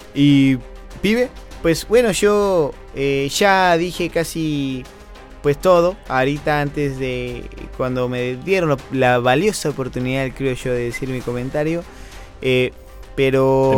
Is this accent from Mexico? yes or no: yes; Mexico; also born or lived in Argentina; yo toda mi vida la he vivido en México